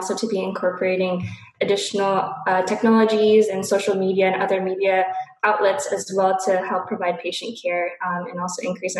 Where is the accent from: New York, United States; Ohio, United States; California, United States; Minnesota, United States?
California, United States; Bay Area, Northern; third-year medical student. I am from the Bay Area in Northern California.